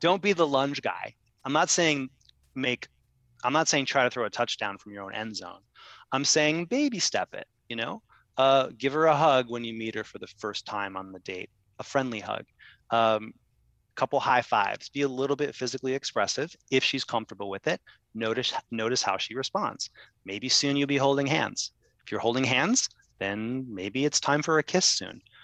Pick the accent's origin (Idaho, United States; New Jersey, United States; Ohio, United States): Ohio, United States; now in New York, United States; I'm from Ohio.